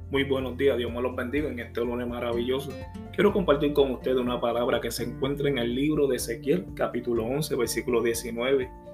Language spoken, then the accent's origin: Spanish; Puerto Rico; yo soy puertorriqueño